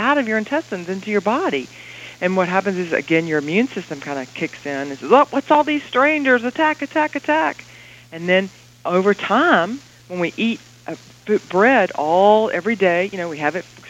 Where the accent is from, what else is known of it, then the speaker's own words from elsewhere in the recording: the South, United States; this Southern girl